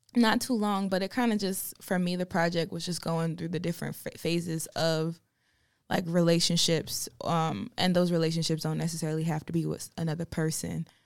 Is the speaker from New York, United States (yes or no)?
no; Farmville, North Carolina, United States; moved away as an adult; now in Charlotte, United States; I am from Farmville, North Carolina, which is in the middle of nowhere